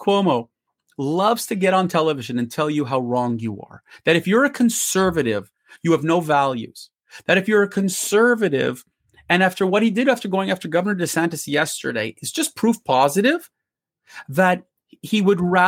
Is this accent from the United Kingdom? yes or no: no; Canada; I'm a Canadian